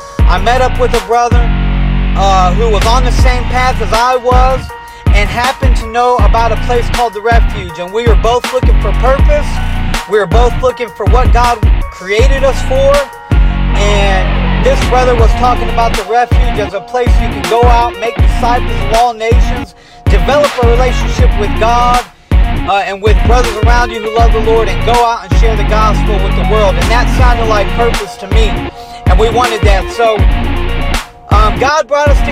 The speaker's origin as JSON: {"language": "English", "town": "Detroit", "region": "Michigan", "country": "United States", "tie": "born or raised there", "also_born_or_lived": "Springfield, Ohio", "said": "I was born in Springfield, Ohio. I was raised in Detroit, Michigan"}